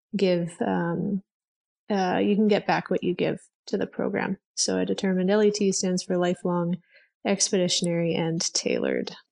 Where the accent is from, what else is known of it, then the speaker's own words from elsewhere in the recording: Edmonton, Alberta, Canada; also born or lived in Vancouver, Canada; I am from Edmonton, Alberta, Canada